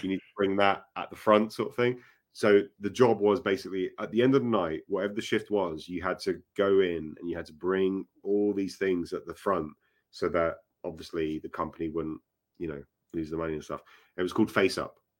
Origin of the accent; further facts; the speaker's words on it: Acton, London, United Kingdom; Acton was where I used to, um, live, basically. uh, my, my hometown, essentially